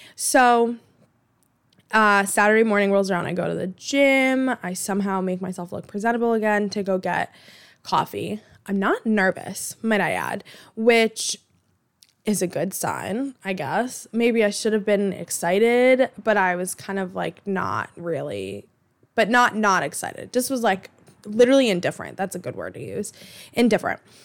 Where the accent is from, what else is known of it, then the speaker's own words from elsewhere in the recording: Boston, Massachusetts, United States; I grew up in Alston